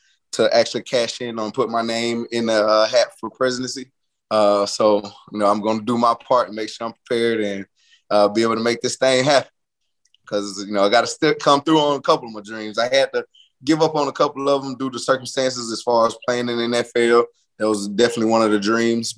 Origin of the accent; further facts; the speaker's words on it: Atlanta, Georgia, United States; moved away; my hometown